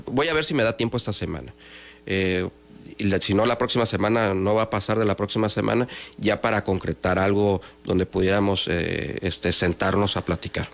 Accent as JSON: {"language": "Spanish", "town": "Villahermosa", "region": "Tabasco", "country": "Mexico", "said": "Soy de Tabasco, yo soy de Villahermosa, Tabasco"}